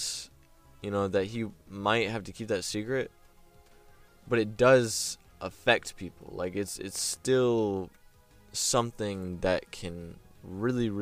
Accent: United States; We're American

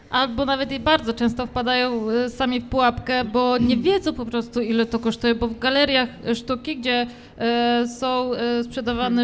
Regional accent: Radymno, Subcarpathian Voivodeship, Poland; now in Łódź, Poland; u mnie e, w Radymnie, skąd pochodzę

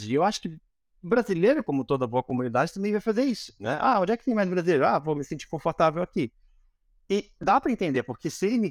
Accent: Manaus, Amazonas, Brazil; born there; also born or lived in Curitiba / United States; eu nasci em Manaus, né? Eu sempre me senti um alienígena, né? Então, assim, eu sempre fui pra Curitiba. Eu morava em Curitiba, ou nos Estados Unidos, agora eu moro aqui e tal.

